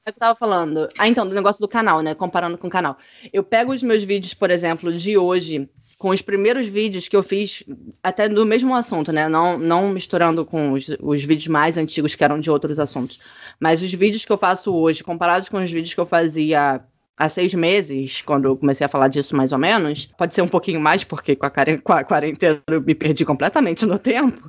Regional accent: Rio de Janeiro, Brazil; moved away as an adult; also born or lived in France; now in Germany; eu sou do Rio de Janeiro

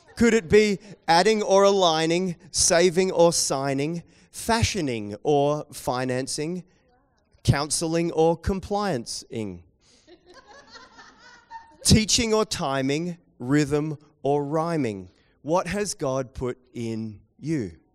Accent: New Zealand; accent: Kiwi; my Kiwi accent

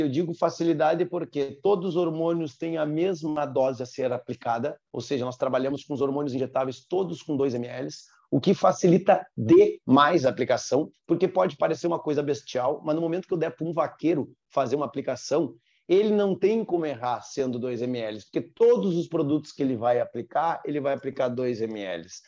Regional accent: Porto Alegre, Rio Grande do Sul, Brazil; nasci em Porto Alegre, na metrópole, na cidade. Fui criado, eh, digamos, jogando bolita no carpete bem esse o termo, fui criado dentro de cidade

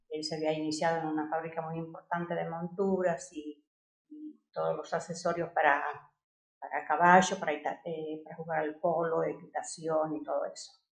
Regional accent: Costa Rica; also born or lived in Buenos Aires, Argentina; yo crecí aquí en Costa Rica y cómo, es, eh, cómo ha sido mi vida estos últimos 31 años

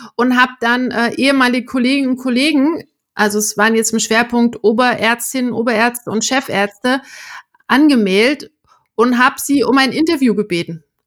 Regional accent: Erfurt, Thuringia, Germany; moved away; also born or lived in Eisenach; in meiner Heimatstadt in Erfurt

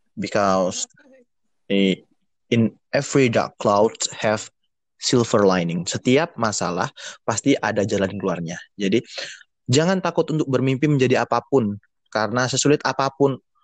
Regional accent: Surabaya, East Java, Indonesia; saya dari Surabaya, asli Surabaya

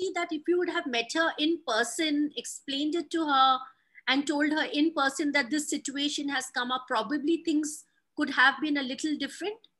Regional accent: Mumbai, Maharashtra, India; moved away; my hometown in Mumbai

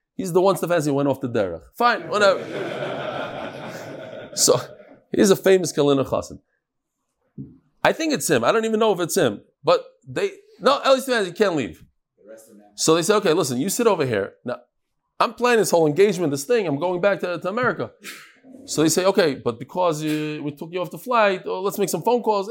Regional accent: United States; also born or lived in New York; I'm American

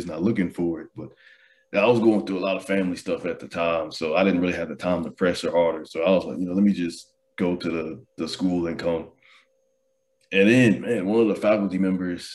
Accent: Houston, Texas, United States; moved away; I'm from Houston

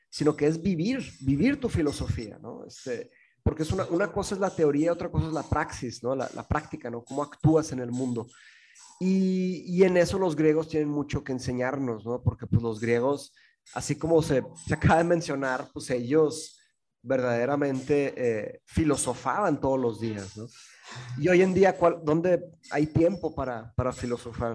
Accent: Mexico; also born or lived in England; aquí en México estábamos mi mamá, mi hermano, mi padrastro y yo

